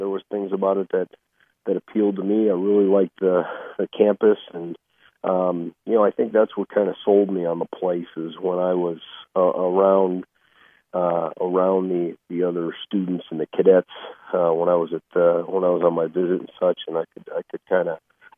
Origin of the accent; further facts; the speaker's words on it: Chicago, Illinois, United States; I grew up in Chicago